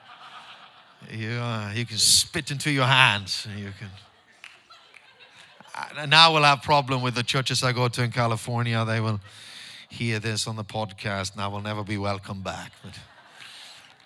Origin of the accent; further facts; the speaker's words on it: Stockholm, Stockholm County, Sweden; English is a second language; church back home in Stockholm with my own disciples